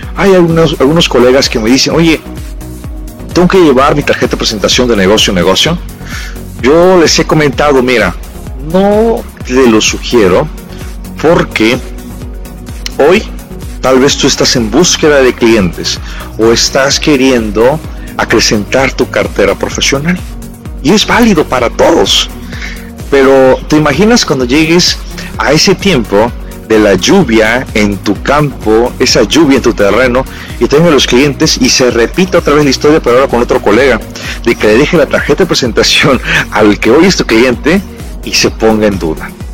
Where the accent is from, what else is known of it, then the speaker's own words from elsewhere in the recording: Mexico; como buenos mexicanos